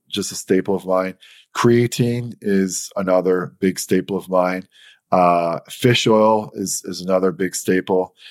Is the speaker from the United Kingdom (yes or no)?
no; St. John's, Newfoundland and Labrador, Canada; I'm from St. John's, Newfoundland.